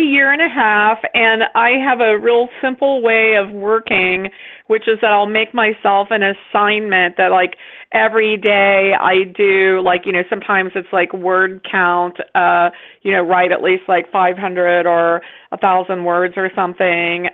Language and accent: English; West Virginia, United States; close to my home state of West Virginia. And so I realized, like, oh my gosh, like those are my people. Like, that's, you know, that's where I'm from, really.